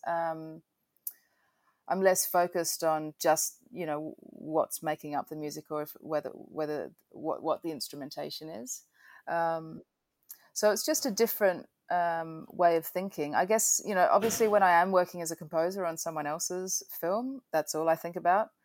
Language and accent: English; Adelaide, South Australia, Australia; moved away as an adult; also born or lived in Melbourne, Australia / United Kingdom; now in New York, United States; I grew up in Adelaide.